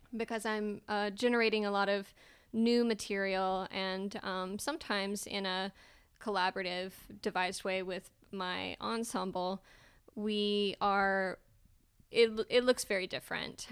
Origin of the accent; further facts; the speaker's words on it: Calhoun, United States; moved away as an adult; now in Austin, United States; I grew up in Calhoun, which, if you haven't been there, there's, um, one stoplight in our entire county